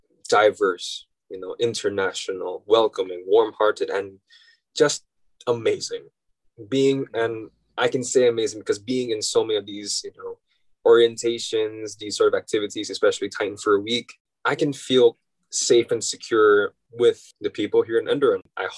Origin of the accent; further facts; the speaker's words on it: Philippines; I want to experience what it's like to go back to my home country, the Philippines, and experience what it's like to, you know, study there and be a Filipino